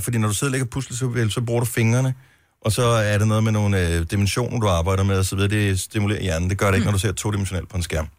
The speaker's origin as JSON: {"language": "Danish", "area": "Funen", "region": "Southern Denmark", "country": "Denmark", "tie": "born or raised there", "moved": "yes", "lives_now": "Roskilde, Denmark"}